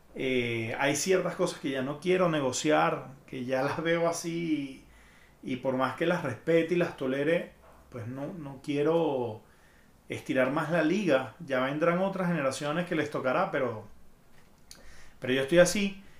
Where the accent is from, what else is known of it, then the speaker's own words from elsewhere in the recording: Venezuela; moved away as an adult; now in Mexico City, Mexico; me fui de Venezuela